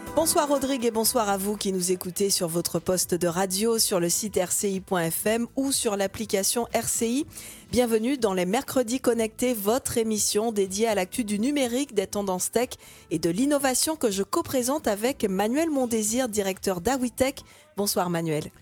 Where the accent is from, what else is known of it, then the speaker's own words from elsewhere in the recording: Martinique; chez nous en Martinique